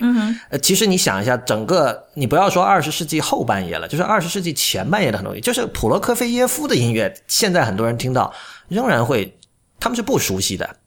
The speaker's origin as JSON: {"language": "Chinese", "town": "Shenzhen", "region": "Guangdong", "country": "China", "tie": "born or raised there", "said": "我是在深圳长大的"}